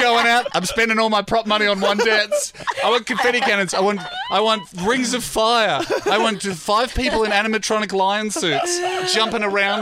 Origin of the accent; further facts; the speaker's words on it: Australia; As an Australian